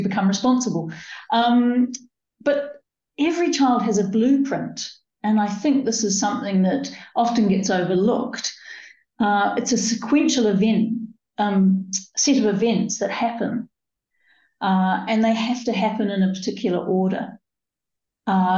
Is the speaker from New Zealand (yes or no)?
yes; New Zealand; moved away as an adult; now in United Kingdom; I was born in New Zealand and grew up, I think, fairly much barefoot